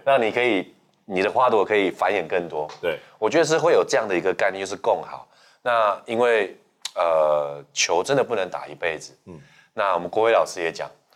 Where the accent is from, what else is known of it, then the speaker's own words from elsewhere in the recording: Hsinchu, Taiwan; moved away; 我回到新竹